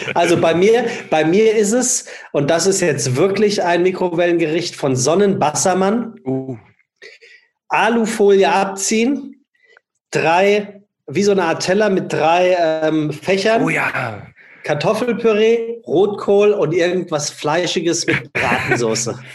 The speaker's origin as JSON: {"language": "German", "town": "Frankfurt", "region": "Hesse", "country": "Germany", "moved": "yes", "lives_now": "Hamburg, Germany", "said": "ich als Frankfurter"}